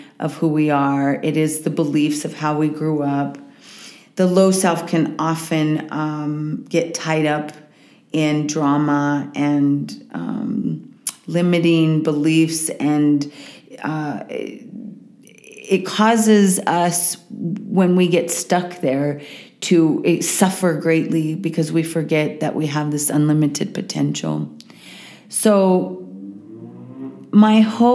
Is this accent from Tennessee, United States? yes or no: no; Walsenburg, Colorado, United States; also born or lived in Boulder, Colorado; I'm from Southern Colorado, a little town called Walsenburg. It's where my family is from, many generations. I grew up for a period of time in Boulder as I was a kid, and then went to high school in Walsenburg